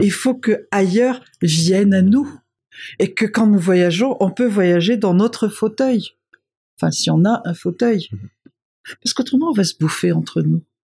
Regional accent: Madagascar; moved away as an adult; also born or lived in Paris / Brussels / New York; je suis une malgache qui a vécu longtemps à l'extérieur et qui possède leur code et les miens

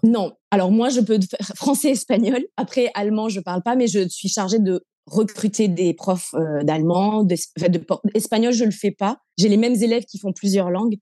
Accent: Montpellier, Occitania, France; moved away as an adult; also born or lived in Lebanon / Singapore; now in Indonesia; je suis originaire de Montpellier, dans le sud de la France. Euh, j'ai grandi avec euh, toute ma famille autour de moi

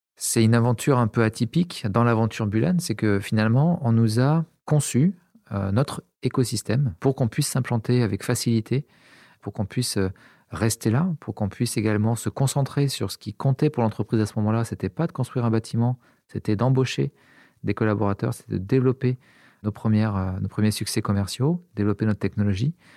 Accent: Montpellier, Occitania, France; J'ai grandi à Montpellier, j'ai fait mes études à Montpellier également

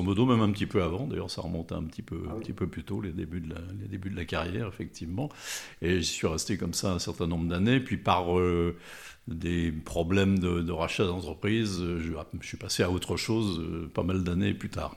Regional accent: Thonon-les-Bains, Auvergne-Rhône-Alpes, France; also born or lived in Lyon; je suis né à Tonon, euh, alors en plein centre de la Grande Rue, donc je ne peux pas être plus tononné

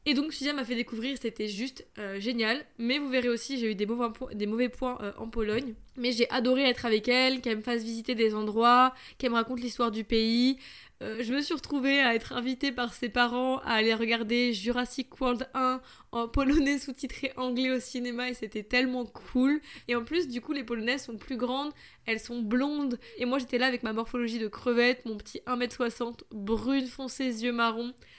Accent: France; je suis française

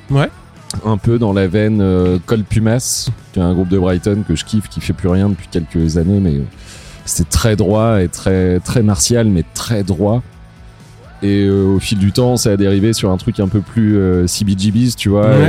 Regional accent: Évreux, Normandy, France; on vient d'Evreux quoi.

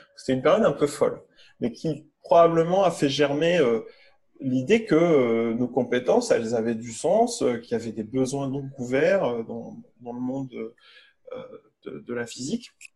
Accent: Lille, Hauts-de-France, France; moved away; also born or lived in Paris; je suis lillois

